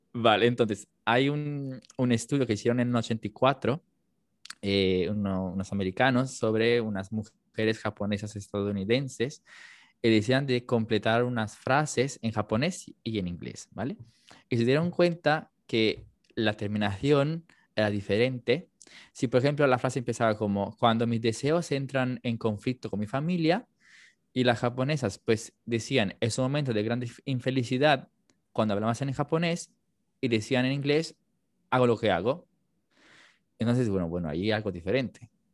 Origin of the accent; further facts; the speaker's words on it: Campania, Italy; accent: Neapolitan; first language Italian; Spanish is a second language; moved away as an adult; now in Madrid, Spain; yo nací en Italia, ¿vale? O sea, mi idioma nativo es el italiano y estudié hasta los 18 años en italiano